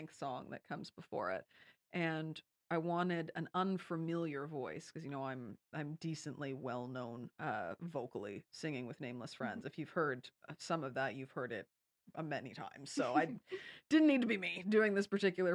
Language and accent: English; Kingston, Ontario, Canada; also born or lived in London, Ontario; this is my hometown. I am a Kingston hometown kid.